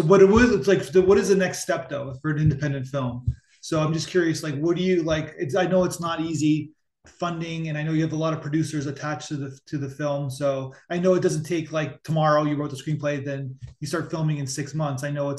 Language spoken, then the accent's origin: English; Canada; So I grew up in Canada